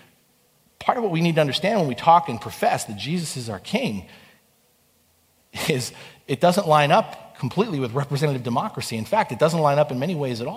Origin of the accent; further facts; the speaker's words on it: United States; I'm proud to be an American